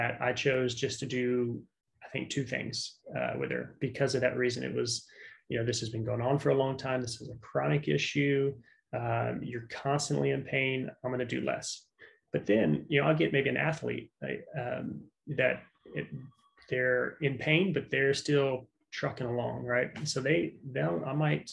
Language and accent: English; South Louisiana, United States; moved away; I was born in South Louisiana. So like Cajun country